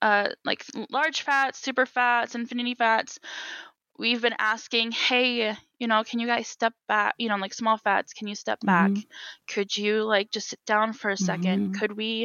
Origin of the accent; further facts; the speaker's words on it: Wisconsin, United States; also born or lived in Minnesota; Midwest life, I mean, I was born in Wisconsin, you know, I grew up between both Minnesota and Wisconsin.